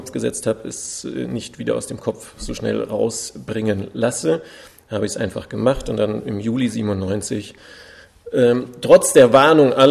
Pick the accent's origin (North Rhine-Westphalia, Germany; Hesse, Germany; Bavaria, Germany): Bavaria, Germany; Munich; accent: Standard German; ich bin ein Urmünchner. Ich bin in München geboren, in Schwabing und bin halt sehr hochdeutsch aufgewachsen